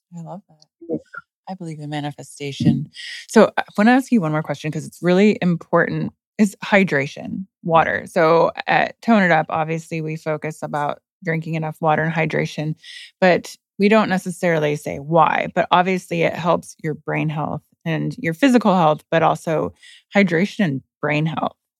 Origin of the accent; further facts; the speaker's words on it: Indiana, United States; I'm from Indiana